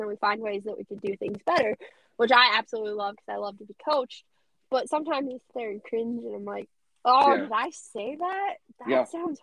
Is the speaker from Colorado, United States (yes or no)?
yes; Colorado, United States; moved away; also born or lived in Nebraska; I born and raised in Colorado.